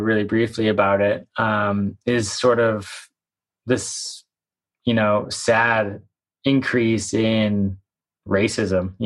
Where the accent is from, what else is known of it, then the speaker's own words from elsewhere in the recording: Victoria and Vancouver, British Columbia, Canada; I spent a lot of time growing up in Victoria and Vancouver